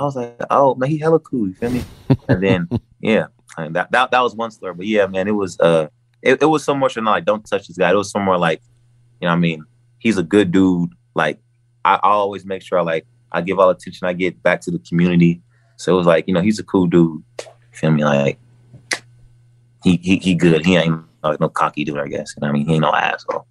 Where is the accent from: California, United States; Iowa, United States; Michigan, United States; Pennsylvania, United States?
California, United States; Richmond; also born or lived in Martinez, California / Antioch, California; I stayed in Richmond almost like for a good portion of my life.